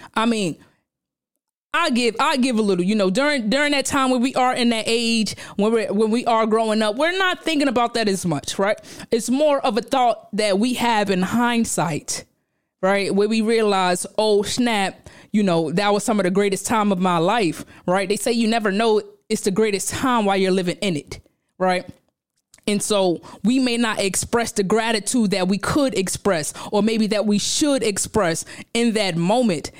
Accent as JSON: {"language": "English", "town": "New York City", "region": "New York", "country": "United States", "tie": "born or raised there", "said": "I'm from Brownsville, Brooklyn"}